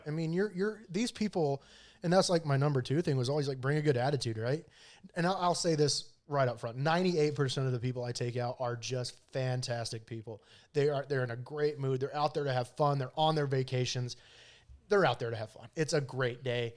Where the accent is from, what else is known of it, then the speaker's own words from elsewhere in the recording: Pinedale, Wyoming, United States; I grew up in Pinedale